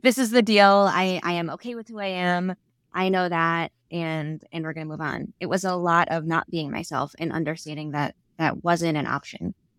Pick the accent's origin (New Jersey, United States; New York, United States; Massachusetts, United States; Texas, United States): New York, United States; New York City; accent: Staten Island; I grew up in Staten Island.